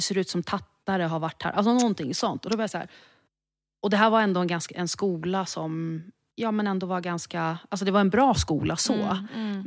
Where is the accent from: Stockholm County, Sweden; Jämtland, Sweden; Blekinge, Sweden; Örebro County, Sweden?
Stockholm County, Sweden; Stockholm; född och uppvuxen i Stockholm